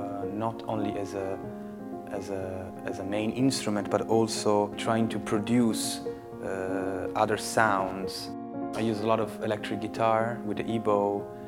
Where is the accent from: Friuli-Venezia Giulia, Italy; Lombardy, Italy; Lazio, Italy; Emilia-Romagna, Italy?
Lombardy, Italy; Milan; moved away as an adult; now in Berlin, Delaware, United States; Well, I moved to Berlin, 4 years ago, beginning 2012. I was making music in Italy, and it wasn't working that well.